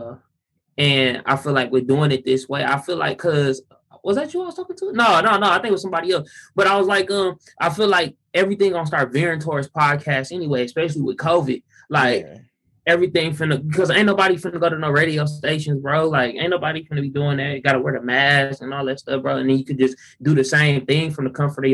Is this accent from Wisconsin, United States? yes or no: yes; Milwaukee, Wisconsin, United States; I was born and raised here in Milwaukee